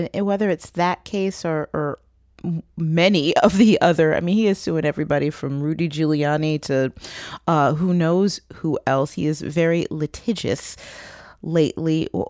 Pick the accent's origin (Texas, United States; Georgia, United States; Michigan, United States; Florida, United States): Michigan, United States; Detroit; And it's meant not only that I'm proud of my hometown, but also, when people talk about it, I will fight back. I will protect my hometown as well.